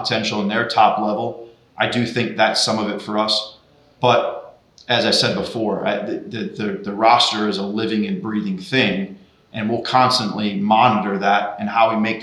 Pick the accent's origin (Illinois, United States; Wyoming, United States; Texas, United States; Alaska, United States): Illinois, United States; Chicago; now in Portland, United States; growing up in Chicago